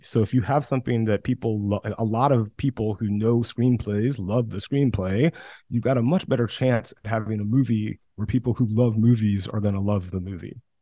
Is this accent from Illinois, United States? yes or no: no; West Central Georgia, United States; also born or lived in New York; now in Los Angeles, United States; I grew up in West Central Georgia